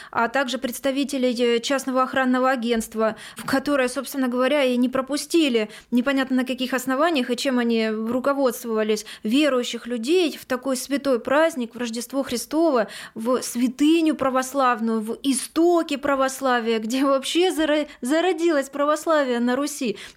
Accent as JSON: {"language": "Russian", "region": "Crimea", "country": "Ukraine", "said": "Вот крымчане, я крымчанка, с симферопольской пропиской я пройти бесплатно на территорию Херсонеса уже не могу."}